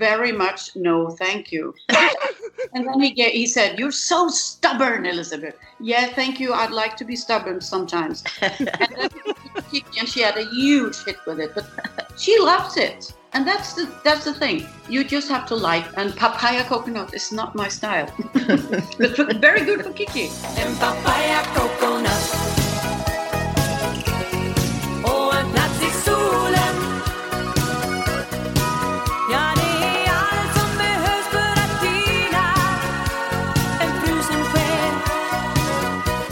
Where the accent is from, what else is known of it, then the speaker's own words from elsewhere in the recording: Gothenburg, Västra Götaland, Sweden; now in Norway; coming home to my my hometown